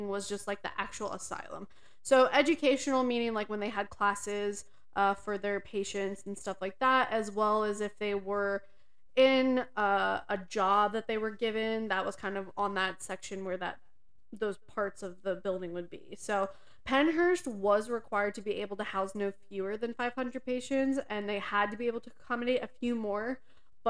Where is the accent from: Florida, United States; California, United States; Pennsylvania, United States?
Pennsylvania, United States; we are from Pennsylvania